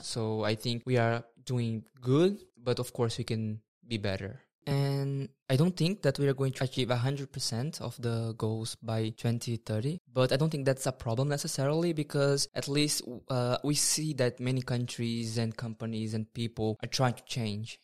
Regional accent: Brazil; moved away as an adult; now in Norway; I'm from Brazil, and I've been in Norway for some time

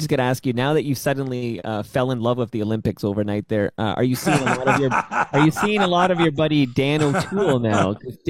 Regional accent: Canada; I spent a lot of time in Germany and the Netherlands. And once I tell them I'm Canadian

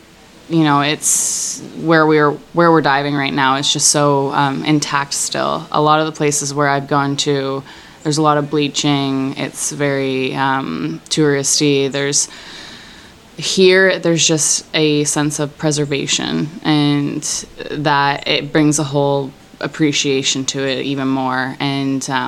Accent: Toronto, Ontario, Canada; I'm from Toronto, Canada

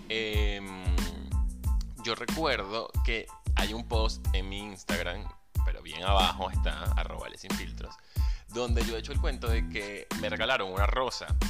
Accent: Venezuela; moved away as an adult; also born or lived in San Juan de los Morros; Soy venezolano, comunicador social, locutor profesional y community manager. También soy emigrante

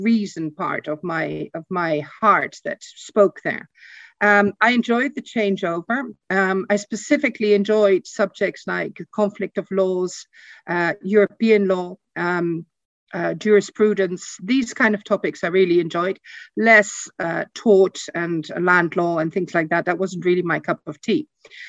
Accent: Burgos, Castile and León, Spain; also born or lived in Netherlands; I grew up in Spain. I was 2 years old when I left for Spain. My father worked for Heineken and opened the Spanish market. We started up living in a town north of Madrid called Burgos, which is a very small provincial town.

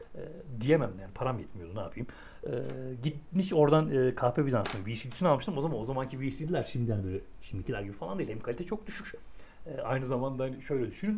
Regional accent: Ankara, Turkey; biraz Ankara'nın varoş bölgesinde büyüdüm ben.

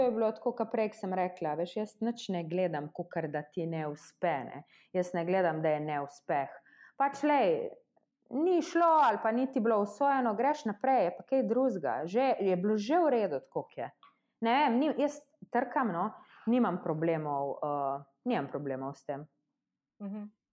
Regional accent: Slovenia; mi tukaj v Sloveniji

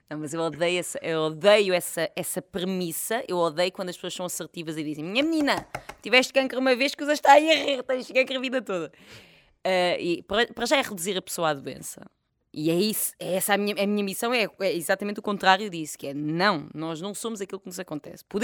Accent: France; born there; Nasci em França, mas sabes que isto na altura não me ajudou nada.

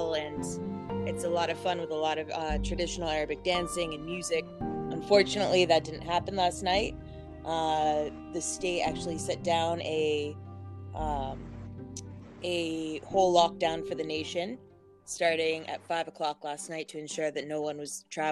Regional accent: Rhode Island, United States; accent: American; moved away as an adult; now in Tel Aviv, Israel; I am originally from Rhode Island. I grew up there

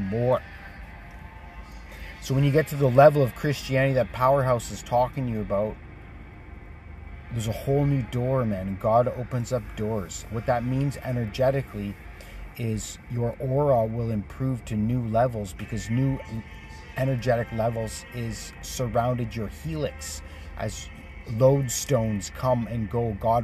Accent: Canada; as a Canadian leader

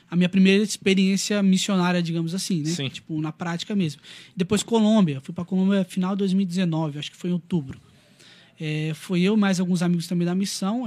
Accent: Brazil; brasileiro cristão

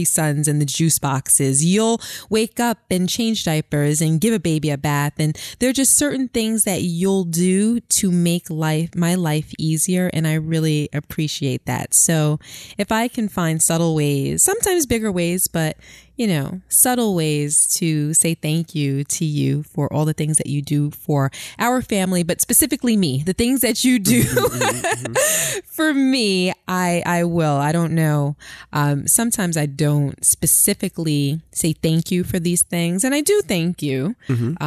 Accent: New York City, New York, United States; growing up on Flatbush in Brooklyn

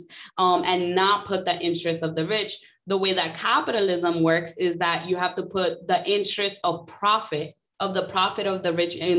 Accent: New York City, New York, United States; I grew up in New York City public schools.

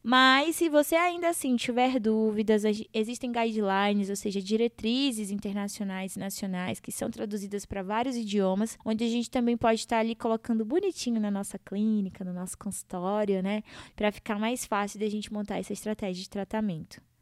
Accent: Humaitá, Amazonas, Brazil; como uma boa amazonense que sou, é, nortista e eu sempre coloco aí para todo mundo que eu vim das barrancas do Rio Madeira, da cidade de Humaitá, lá em Amazonas

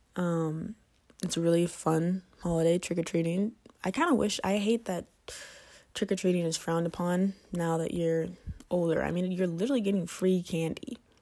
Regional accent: Georgia, United States; I'm from Georgia

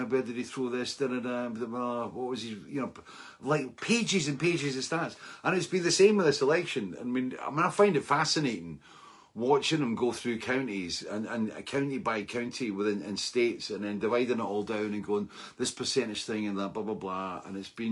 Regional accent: Scotland, United Kingdom; being Scottish

